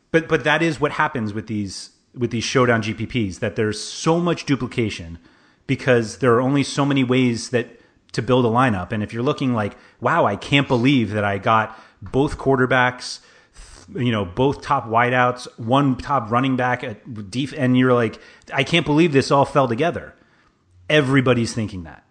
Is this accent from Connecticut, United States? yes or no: no; New York City, New York, United States; I grew up in Manhattan, like, half a mile from Madison Square Garden